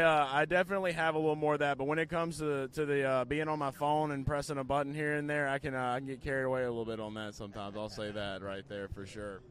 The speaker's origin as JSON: {"language": "English", "town": "New Orleans", "region": "Louisiana", "country": "United States", "said": "I'm from the New Orleans area"}